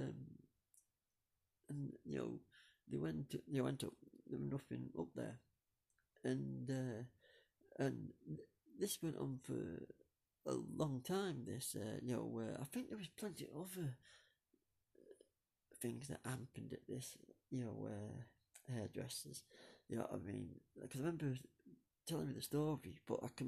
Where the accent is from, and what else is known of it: Buxton, East Midlands, United Kingdom; born or raised there